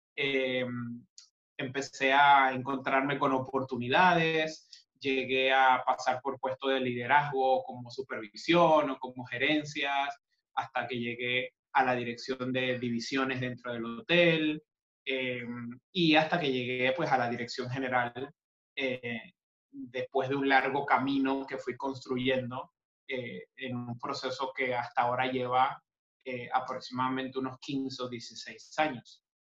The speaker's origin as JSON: {"language": "Spanish", "country": "Panama", "also_born_or_lived": "Buenos Aires", "said": "soy panameño y estoy físicamente en Panamá en este momento"}